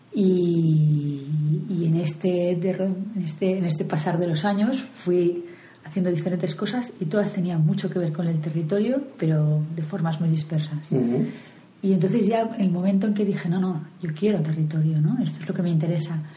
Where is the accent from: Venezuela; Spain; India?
Spain; Barcelona, Catalonia; De Barcelona.